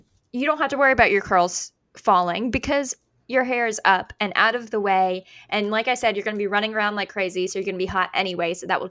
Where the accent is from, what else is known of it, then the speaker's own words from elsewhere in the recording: the South, United States; I've only been to them in the South, but that's because I grew up in the South.